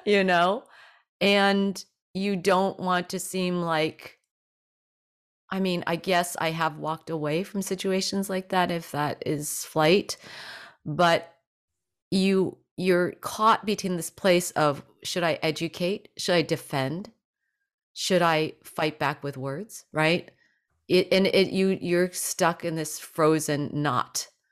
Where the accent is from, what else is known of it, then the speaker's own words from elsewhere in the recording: New Jersey, United States; growing up in New Jersey